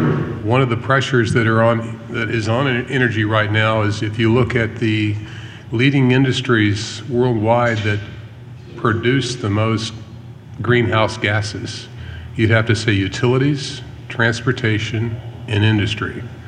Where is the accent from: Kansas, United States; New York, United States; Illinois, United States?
Kansas, United States; Garden City; moved away; also born or lived in Galveston, Texas; But I'm originally from Garden City, Kansas, just up the road. And I used to live in Galveston, Texas, several years ago. My oldest son was born there.